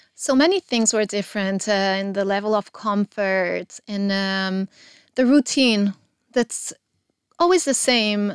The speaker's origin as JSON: {"language": "English", "region": "Geneva", "country": "Switzerland", "tie": "born or raised there", "moved": "as an adult", "lives_now": "Israel", "said": "I was born in Geneva, uh, Switzerland, uh, to an Italian mom and a Swiss father"}